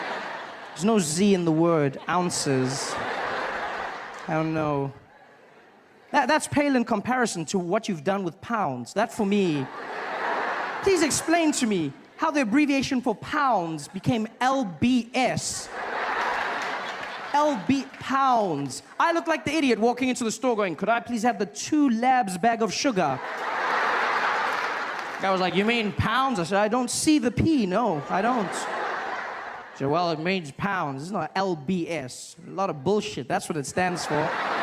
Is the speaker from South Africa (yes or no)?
yes; South Africa; I grew up in South Africa during a time known as apartheid.